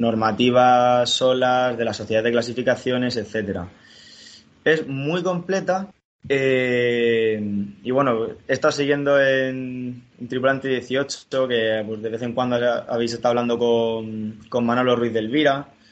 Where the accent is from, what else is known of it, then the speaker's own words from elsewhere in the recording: Murcia, Region of Murcia, Spain; Yo soy de Murcia, pero desde bien pequeñito siempre he veraneado en el Mar Menor